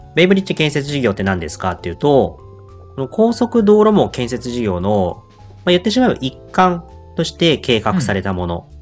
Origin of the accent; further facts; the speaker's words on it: Yokohama, Kanagawa, Japan; moved away; 生まれ故郷の横浜に帰ってきた